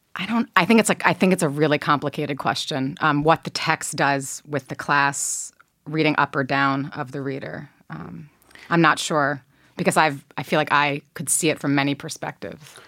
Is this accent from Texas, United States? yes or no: no; New Jersey, United States; I'm from New Jersey